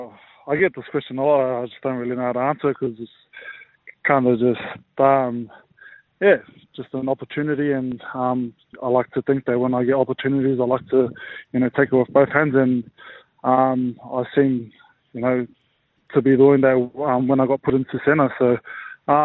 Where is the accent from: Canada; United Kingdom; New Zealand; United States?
New Zealand; Auckland; moved away as an adult; now in Australia; born and raised in Auckland. So been in Australia 6 years now